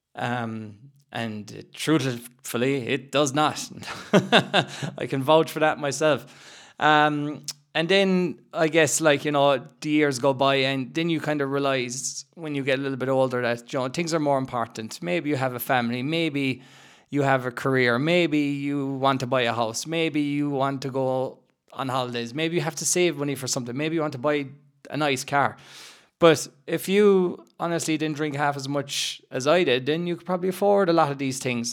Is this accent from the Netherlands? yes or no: no; Ireland; growing up in Ireland